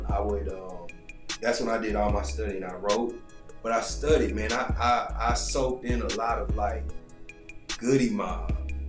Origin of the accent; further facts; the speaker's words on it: the South, United States; I'm from the South, too.